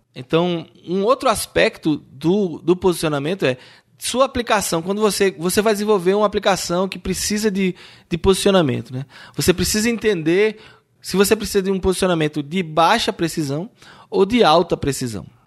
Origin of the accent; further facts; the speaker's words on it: Brazil; nós que somos brasileiros